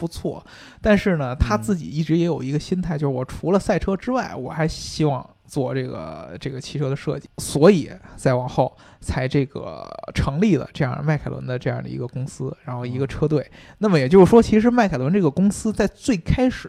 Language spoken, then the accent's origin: Chinese; United Kingdom; 就不止我们英国人，像法拉利啊什么的